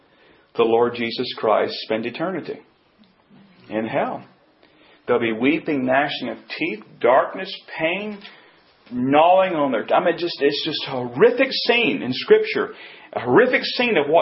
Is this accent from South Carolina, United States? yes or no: no; North Carolina, United States; I grew up here in North Carolina